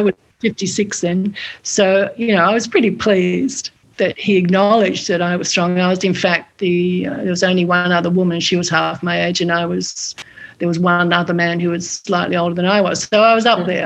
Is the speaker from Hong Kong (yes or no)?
no; Australia; moved away; going back to Australia for the two years of COVID. I went back to my hometown